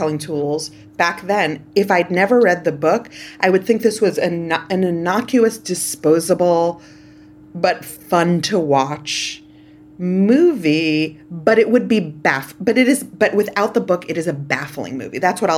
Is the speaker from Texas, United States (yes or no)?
no; New York City, New York, United States; I grew up in Canarsie. My sisters went to school in Crown Heights